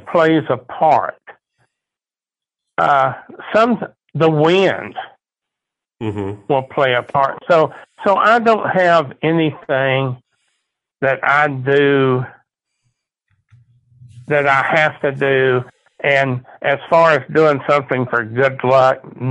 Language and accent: English; Fredericksburg, United States; I'm from Fredericksburg.